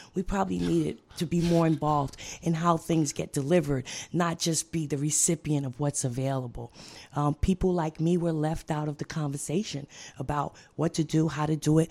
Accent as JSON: {"language": "English", "town": "New York City", "region": "New York", "country": "United States", "said": "I'm from Brooklyn, New York"}